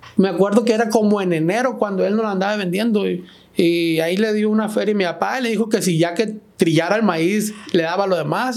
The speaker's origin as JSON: {"language": "Spanish", "area": "Ejido Canán", "region": "Sinaloa", "country": "Mexico", "said": "nosotros somos del Ejido Canán"}